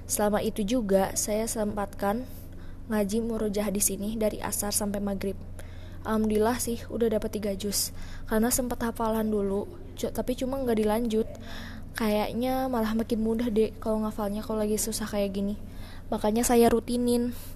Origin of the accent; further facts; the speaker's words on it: Banten, Indonesia; Banten bu, di sini kuliah.